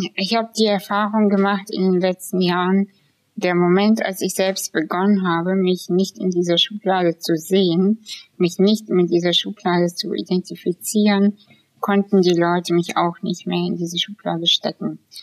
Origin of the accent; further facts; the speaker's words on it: Kazakhstan; now in Germany; ich bin aus Kasachstan